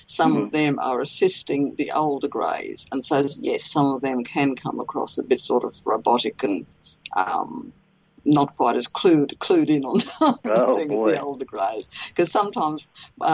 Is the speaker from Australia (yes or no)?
yes; Australia; I'm Australian